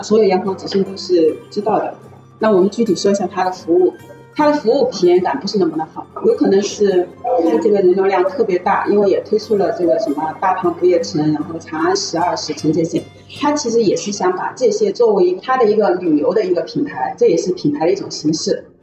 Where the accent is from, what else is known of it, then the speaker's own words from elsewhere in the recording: southern China, China; also born or lived in Shanghai; 我们都是南方人